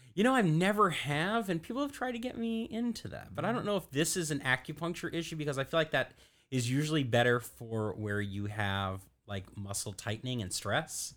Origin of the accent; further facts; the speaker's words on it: Louisville, Kentucky, United States; now in Florida, United States; I'm from Kentucky originally